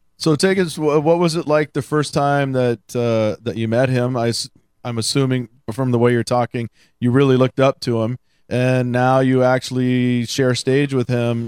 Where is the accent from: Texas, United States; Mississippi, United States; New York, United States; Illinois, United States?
Texas, United States; Houston; I grew up in Houston. I listened a lot of blues uh, down there